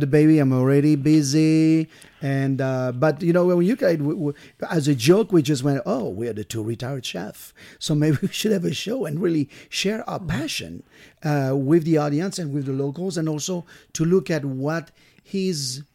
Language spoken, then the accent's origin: English; Brittany, France; moved away; I'm from France. I'm from Bretagne, which is right on the coast of France